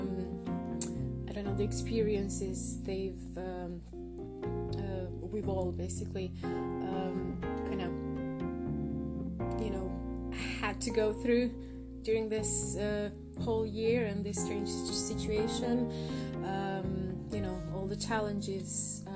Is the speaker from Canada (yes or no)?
no; Croatia; now in United Kingdom; I'm in the UK, and I'm originally from Croatia